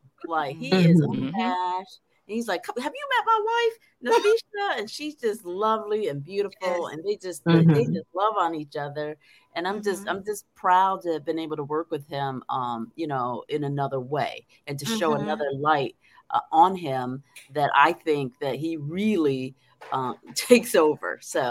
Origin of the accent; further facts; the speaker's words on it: Detroit, Michigan, United States; also born or lived in Indiana; I grew up in Detroit